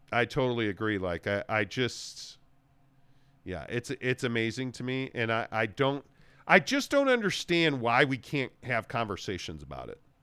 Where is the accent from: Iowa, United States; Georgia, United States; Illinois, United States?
Illinois, United States; Chicago; also born or lived in Los Angeles / Phoenix / Saint Louis / San Francisco; now in Utah, United States; growing up in Chicago, living in L A for many years, living in Phoenix, living in Saint Louis